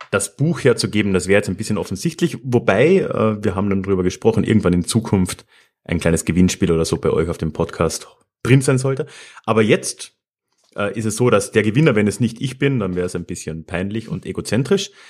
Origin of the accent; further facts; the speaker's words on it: Austria; now in Munich, Germany; Ich, ich höre das ja leider öfter so als Österreicher in München